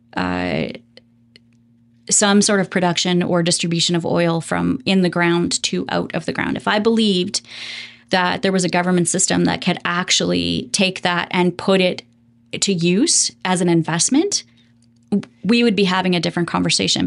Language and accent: English; Alberta, Canada; moved away; I grew up in Alberta